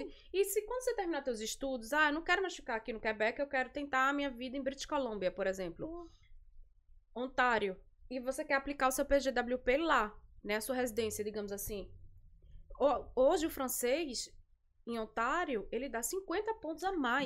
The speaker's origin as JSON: {"language": "Portuguese", "town": "Recife", "region": "Pernambuco", "country": "Brazil", "moved": "as an adult", "lives_now": "Montreal, Canada", "said": "eu sou de Recife"}